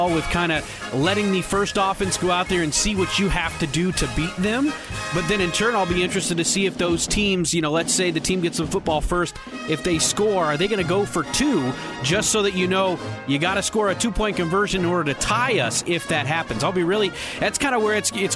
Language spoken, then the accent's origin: English; Indianapolis, Indiana, United States; growing up in Indianapolis during the Manning heyday